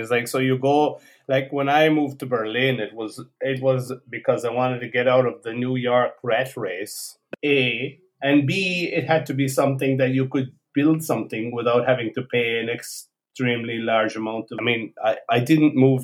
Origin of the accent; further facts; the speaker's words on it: Ireland; now in Porto, Portugal; I come from Ireland